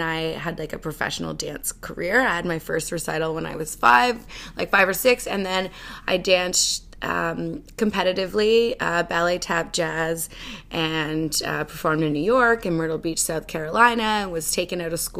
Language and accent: English; Cambridge, Ontario, Canada; also born or lived in Brampton, Ontario / Australia; I was born in Brampton, Ontario, but I never lived there. I grew up in Cambridge, Ontario, and lived there up until I moved away to go to university in Australia